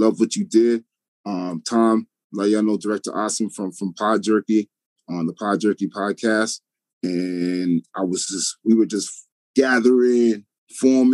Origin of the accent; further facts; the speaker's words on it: Toronto, Ontario, Canada; also born or lived in New York; I was born and raised in Toronto, but I pretty much lived between Toronto and New York my whole life